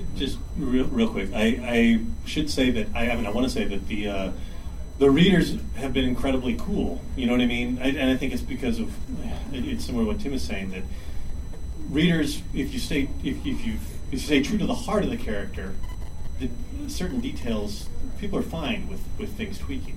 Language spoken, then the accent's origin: English; Texas, United States; I grew up in Texas